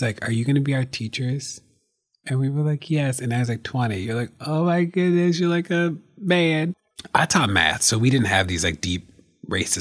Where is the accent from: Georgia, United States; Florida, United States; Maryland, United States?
Maryland, United States; Baltimore; I came from Baltimore